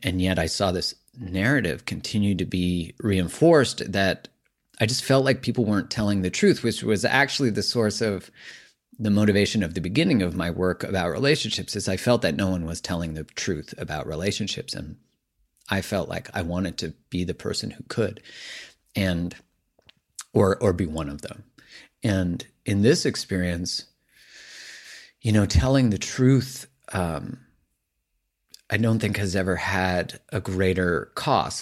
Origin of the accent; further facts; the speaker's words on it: Canada; I'm Canadian